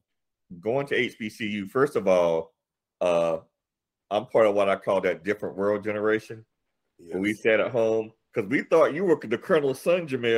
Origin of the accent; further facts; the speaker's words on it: New Bern, North Carolina, United States; I am a native of New Bern, North Carolina.